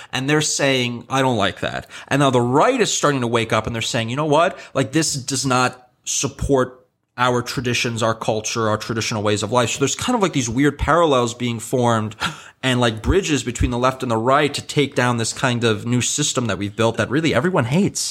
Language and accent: English; New York, United States; I'm born and raised here